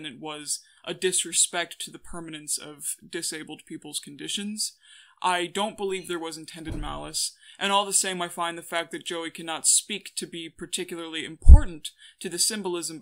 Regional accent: Cleveland, Ohio, United States; I was born in Cleveland

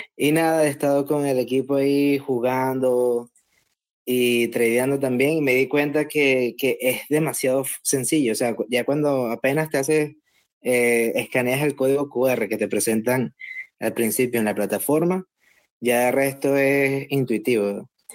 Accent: Venezuela; moved away; also born or lived in Dubai; soy un Bitcoiner venezolano anónimo

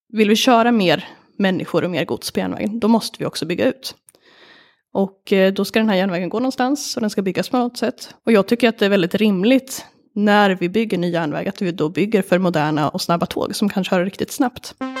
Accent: Sweden; jag är uppvuxen på landet

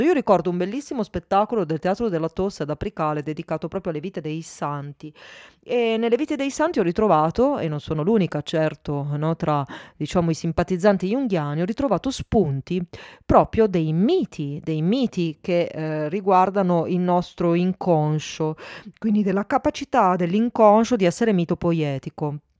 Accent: Milan, Lombardy, Italy; now in Turin, Italy; sono nata a Milano, abito a Torino

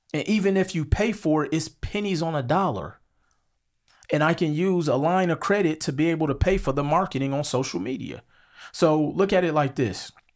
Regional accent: Milwaukee, Wisconsin, United States; moved away as an adult; also born or lived in Las Vegas; I'm from Milwaukee, Wisconsin. I grew up on 47th and Hampton.

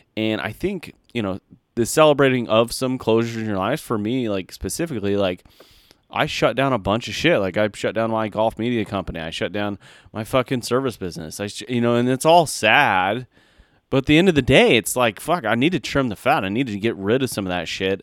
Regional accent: United States; as an American

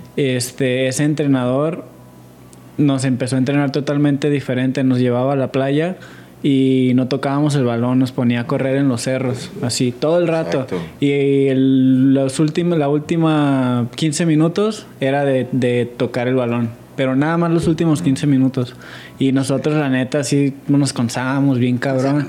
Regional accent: Mexico; Como mexicanos

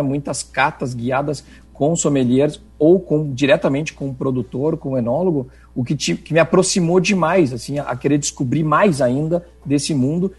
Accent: Rio Grande do Sul, Brazil; moved away as an adult; now in Chile; eu aterrissei no Chile como um bom gaúcho de mala e cuia

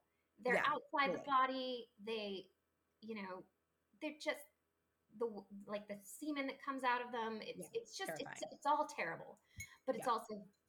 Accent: Paris, Île-de-France, France; I grew up in, Paris and, a bunch of other places

